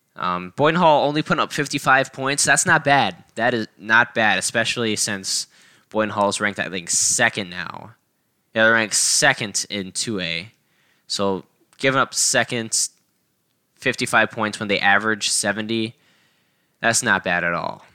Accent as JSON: {"language": "English", "town": "George", "region": "Iowa", "country": "United States", "tie": "born or raised there", "lives_now": "Cedar Rapids, United States", "said": "George, Iowa, my hometown"}